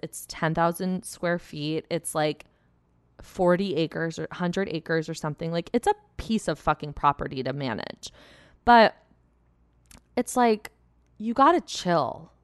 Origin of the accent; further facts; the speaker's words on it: Plymouth, Michigan, United States; I grew up in Plymouth, um, which is like a nice suburb outside of Detroit, like thirty minutes.